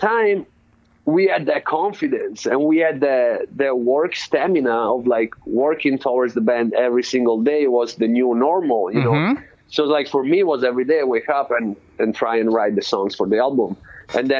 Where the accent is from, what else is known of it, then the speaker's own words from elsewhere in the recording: Florence, Tuscany, Italy; moved away as an adult; also born or lived in London; now in Oakland, United States; I was born in Florence, Italy